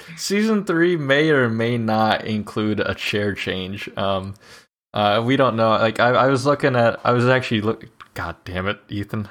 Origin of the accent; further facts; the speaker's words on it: Mississippi Valley, Iowa, United States; also born or lived in England; my hometown's fair, the Mississippi Valley, uh, Fair